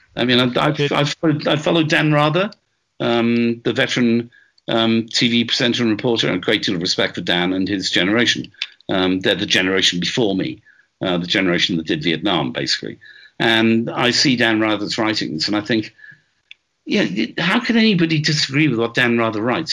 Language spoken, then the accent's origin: English; Wales, United Kingdom; I'm Welsh